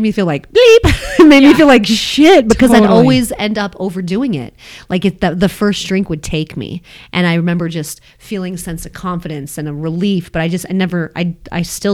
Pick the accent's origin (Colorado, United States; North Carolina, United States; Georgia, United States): Colorado, United States; Longmont; I grew up in Longmont